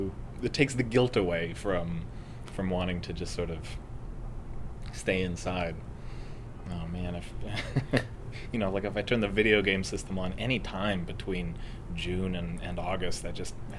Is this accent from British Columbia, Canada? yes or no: yes; Richmond, British Columbia, Canada; accent: Richmond accent; I'm from Vancouver. I grew up in Richmond.